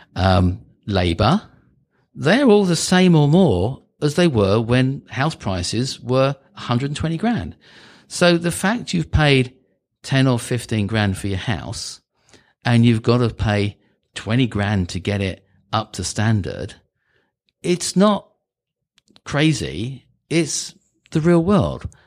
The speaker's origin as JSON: {"language": "English", "country": "United Kingdom", "moved": "yes", "said": "I'm British."}